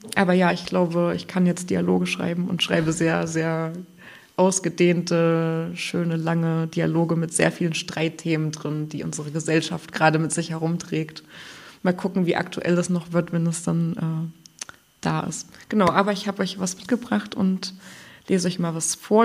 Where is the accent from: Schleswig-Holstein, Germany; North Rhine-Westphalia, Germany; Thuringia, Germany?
Thuringia, Germany; now in Greifswald, Germany; ich kann nicht anders als Thüringerin